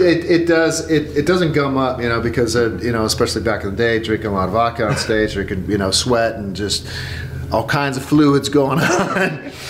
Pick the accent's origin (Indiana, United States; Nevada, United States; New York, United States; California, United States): California, United States; growing up in Devil, California